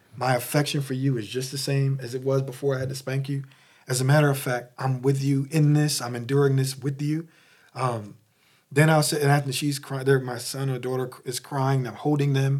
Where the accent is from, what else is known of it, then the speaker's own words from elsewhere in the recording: Philadelphia, Pennsylvania, United States; I'm from Philly